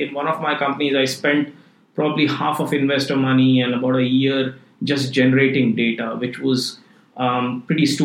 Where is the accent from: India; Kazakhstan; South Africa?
India; moved away as an adult; also born or lived in Switzerland / London; now in Singapore; I grew up in India, you know, did my undergrad in computer science, and then went to EPFL in Switzerland